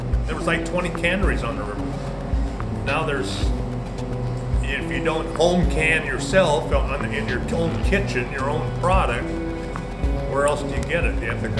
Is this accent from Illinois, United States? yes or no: no; Oregon, United States; Yes, I was born and raised in this area.